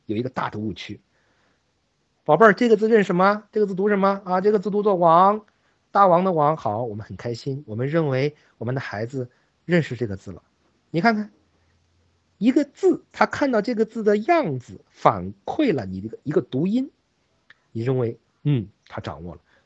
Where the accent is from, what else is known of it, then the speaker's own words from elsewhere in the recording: China; 我们大陆人讲说这个人很有水平